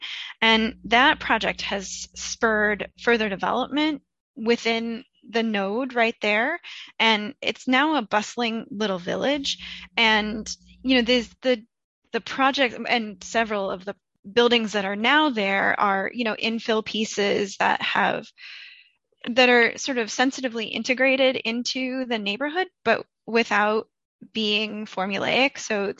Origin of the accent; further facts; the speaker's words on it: Iowa, United States; moved away as an adult; also born or lived in New York City; now in Boston, United States; I am from Iowa originally, and I moved to Boston about 15 years ago after a brief stint in New York City.